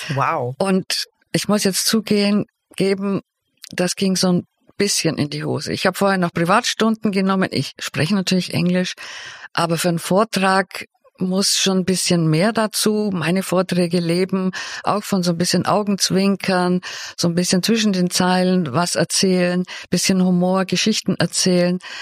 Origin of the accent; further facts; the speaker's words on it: Swabia, Germany; also born or lived in Bavaria / Cologne; dass ich aus Bayern bin. Eigentlich bin ich ja Schwäbin